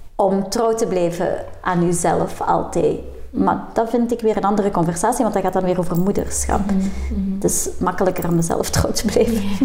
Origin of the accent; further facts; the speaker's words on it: Leopoldsburg, Flanders, Belgium; wij zijn afkomstig van Leopoldsburg